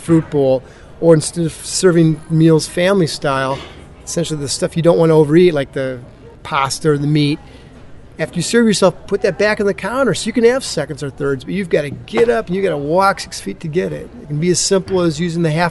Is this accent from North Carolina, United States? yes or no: no; Iowa, United States; I grew up in Iowa, which is a very sort of agricultural area